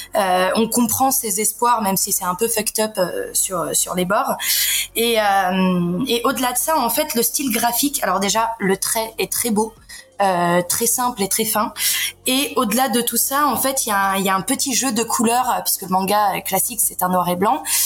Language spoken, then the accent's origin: French; Paris, Île-de-France, France; moved away as an adult; now in Montpellier, France; je suis parisienne à la base